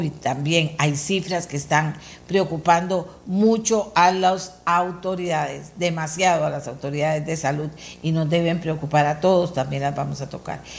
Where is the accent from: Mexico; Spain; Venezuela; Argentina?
Argentina; born there; Mi papá me la enseñó a mí desde que yo era chiquitita y nací allá en Argentina